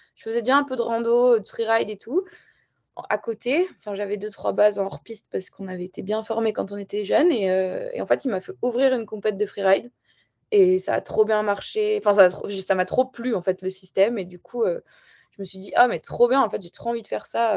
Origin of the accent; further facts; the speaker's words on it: Barcelonnette, Provence-Alpes-Côte d'Azur, France; also born or lived in Marseille / Le Sauze; je suis originaire de Barcelonnette, dans les Alpes du Sud. J'ai grandi là-bas, je suis née à Marseille quand même